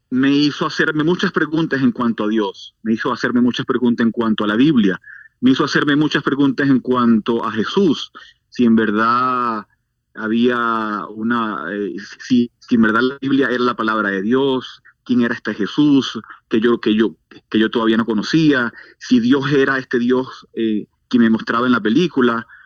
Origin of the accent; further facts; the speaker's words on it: Venezuela; also born or lived in Maturín; nací en Venezuela, en una ciudad del, del, noreste del país que se llama una ciudad de, de Maturín. Eh, pero, pero yo viví en muchos lugares de Venezuela a causa del trabajo de mi papá.